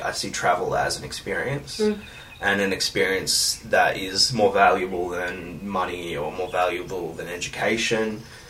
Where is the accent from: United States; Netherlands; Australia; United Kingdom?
Australia; That doesn't mean I don't feel like that Australia's home. Australia is obviously home.